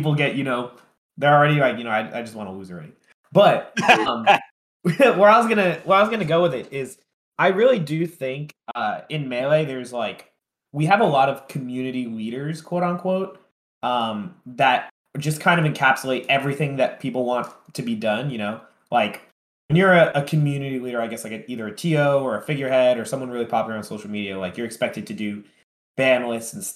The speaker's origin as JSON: {"language": "English", "region": "tri-state area", "country": "United States", "said": "I'm from Tri-State"}